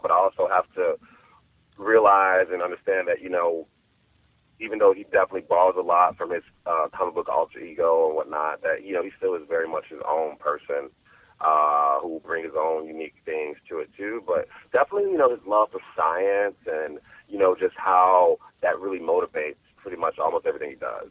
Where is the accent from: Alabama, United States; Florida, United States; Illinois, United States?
Illinois, United States; Chicago; my hometown of Chicago